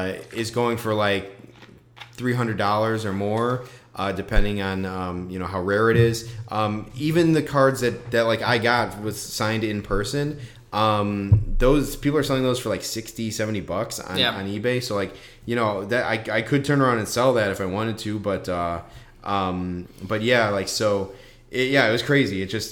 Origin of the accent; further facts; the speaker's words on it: Chicago, Illinois, United States; driving as a Chicagoan